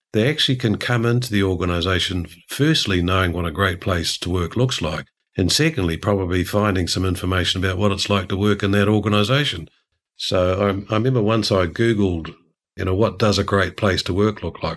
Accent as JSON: {"language": "English", "country": "New Zealand", "said": "as a New Zealander"}